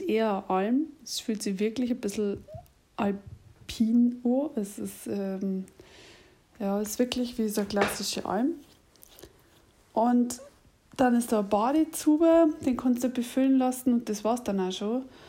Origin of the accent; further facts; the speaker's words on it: Munich, Bavaria, Germany; accent: Lower Bavarian; Ich bin übrigens eher aus München und ich rede tatsächlich Dialekt.